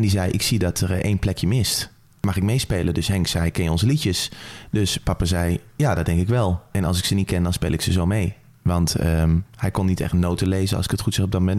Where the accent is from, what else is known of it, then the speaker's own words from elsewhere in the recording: Apeldoorn, Gelderland, Netherlands; ik ben opgegroeid hier, zo'n beetje waar we nou zitten in Apeldoorn